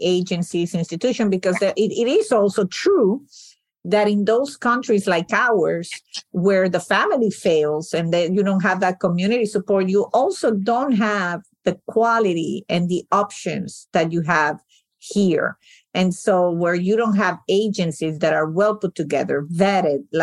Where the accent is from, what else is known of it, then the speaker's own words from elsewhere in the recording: Venezuela; now in United States; my family's from Sicily. I was born and raised in Venezuela